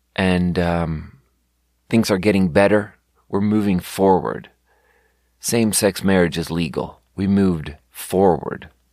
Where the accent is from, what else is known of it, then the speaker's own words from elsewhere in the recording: Sweden; moved away as an adult; now in United States; I'm from Sweden